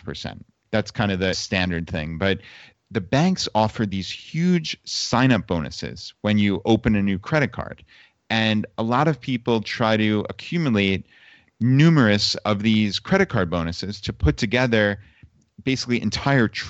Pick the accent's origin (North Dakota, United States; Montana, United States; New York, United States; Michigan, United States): New York, United States; moved away; we're from New York, actually. So my parents and my in-laws all came down and left from the New York City airport